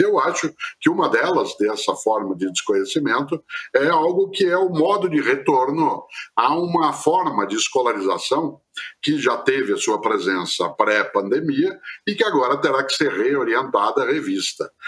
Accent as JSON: {"language": "Portuguese", "town": "Londrina", "region": "Paraná", "country": "Brazil", "said": "eu sou caipira de Londrina, no norte do Paraná"}